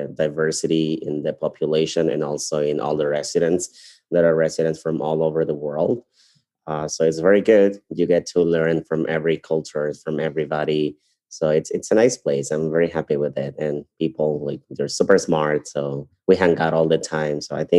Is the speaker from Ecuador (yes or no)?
yes; Ecuador; moved away as an adult; also born or lived in Guayaquil, Ecuador; now in Chicago, United States; I'm from Ecuador. I'm from South America. I went to medical school in Guayaquil, which is part of the coast of my country.